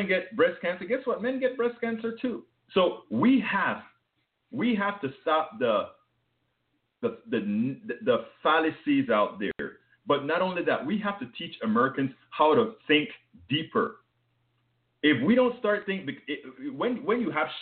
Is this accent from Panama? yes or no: yes; Panama; accent: foreign; now in United States; When I came to the States from Panama